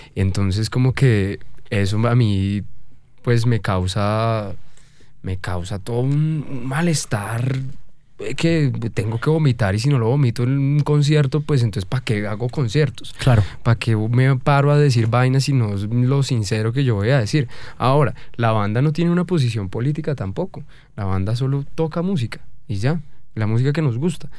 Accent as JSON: {"language": "Spanish", "region": "Bogotá", "country": "Colombia", "said": "nosotros con nuestra falta de identidad como, como, como país y como bogotanos"}